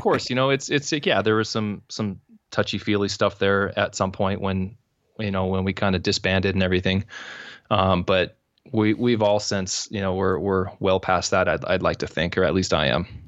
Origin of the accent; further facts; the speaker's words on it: San Diego, California, United States; now in Orange County, United States; I was born and raised in San Diego.